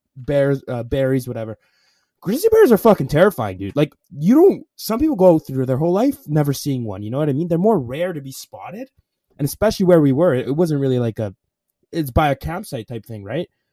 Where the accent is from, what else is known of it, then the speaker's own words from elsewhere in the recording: Alberta, Canada; I'm Canadian